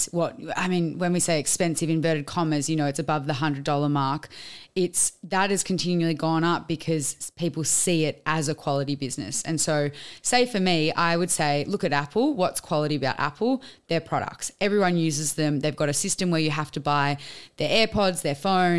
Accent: Queensland, Australia; little Queenslander. I'm from Queensland.

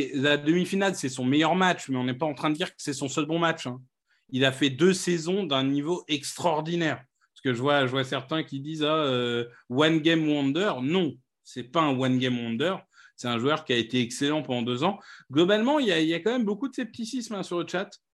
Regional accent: Amiens, Hauts-de-France, France; Amiens, ma ville natale

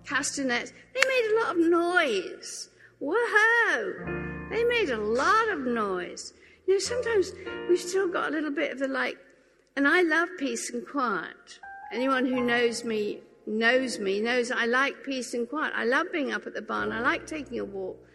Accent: England, United Kingdom; And I said, Well, you know, I am English and I do kind of live in England.

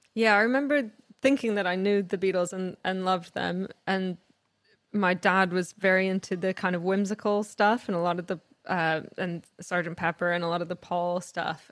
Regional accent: Canada; I grew up in Canada

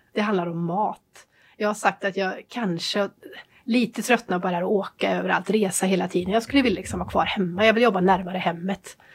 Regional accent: Trollhättan, Västra Götaland, Sweden; då startade jag väl en glassbar då, hemma i Trollhättan

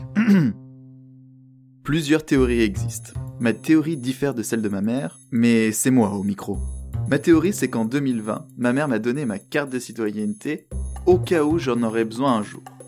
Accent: France; accent: French; moved away as an adult; now in Montreal, Canada; je suis français avec une citoyenneté canadienne.

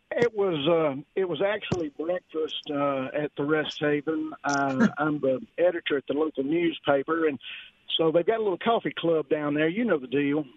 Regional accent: Mississippi, United States; I grew up in Mississippi

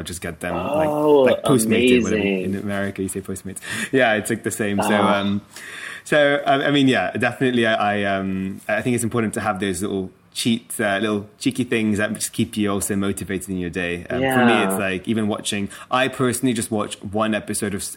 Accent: London, United Kingdom; that's my hometown

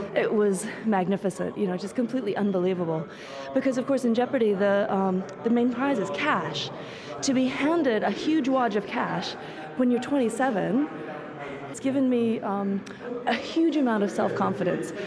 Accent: United States; moved away as an adult; now in Finland; I was born in America, but I live in Finland, and I've been there for the last 10 years

